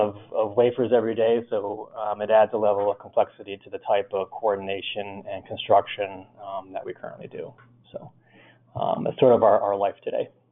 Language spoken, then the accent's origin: English; Northeast, United States; I grew up here in the Northeast